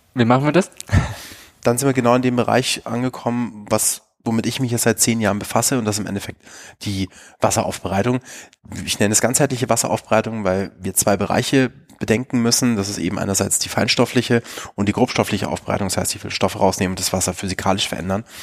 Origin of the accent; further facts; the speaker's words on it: Bavaria, Germany; in Bayern, wo ich aufgewachsen bin